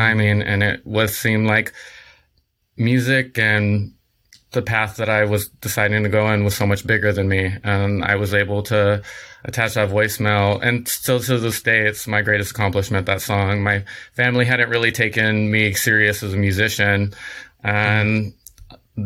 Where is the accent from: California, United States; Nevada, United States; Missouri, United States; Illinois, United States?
California, United States; San Diego; now in Los Angeles, United States; I'm originally from San Diego, um, Southern California, born and raised